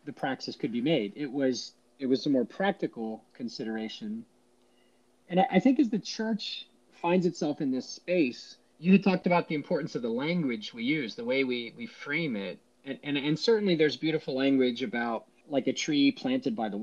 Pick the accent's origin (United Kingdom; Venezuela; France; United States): United States; Washington, District of Columbia; growing up in the Washington, D.C. metro area